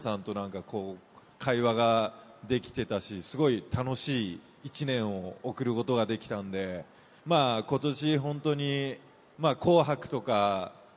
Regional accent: Kyushu, Japan; 九州出身

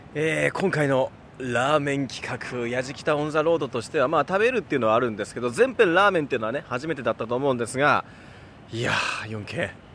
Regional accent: Kansai, Japan; 僕その地元関西っていうのもあって

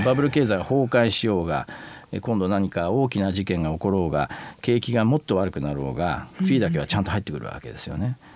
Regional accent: Karuizawa, Nagano, Japan; moved away; 長野県の軽井沢町で生まれて育って

